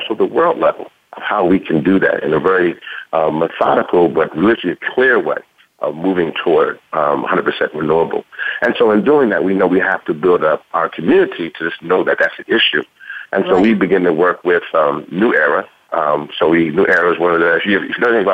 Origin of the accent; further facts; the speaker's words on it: Louisiana, United States; accent: southern; moved away; I'm originally from Louisiana